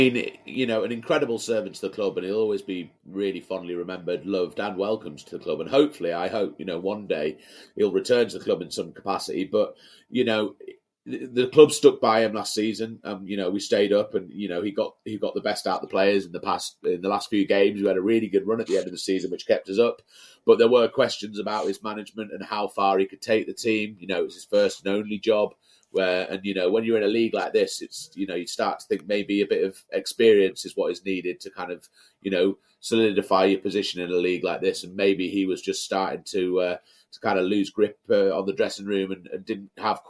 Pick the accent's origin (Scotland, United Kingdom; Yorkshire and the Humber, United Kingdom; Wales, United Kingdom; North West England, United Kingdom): North West England, United Kingdom; Carlisle; Born and raised in Carlisle, first 20 years of my life. Went to school in Brampton.